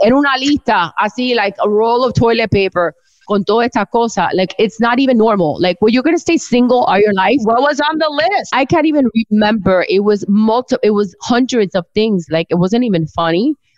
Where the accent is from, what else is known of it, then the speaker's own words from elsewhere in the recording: Miami, Florida, United States; I've always lived here